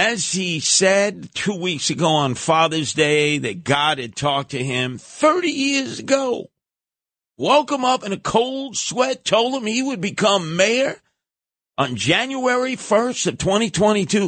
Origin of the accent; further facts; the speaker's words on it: New York City, New York, United States; where I grew up in Canarsie